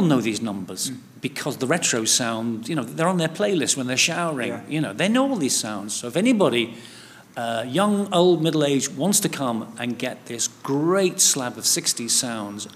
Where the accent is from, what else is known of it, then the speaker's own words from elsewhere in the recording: Liverpool, North West England, United Kingdom; moved away; also born or lived in Hackney, London; I'm from Liverpool, although all my kids were born at Whips Cross Hospital, you know, and I used to live just a mile or two away from the Hackney Empire.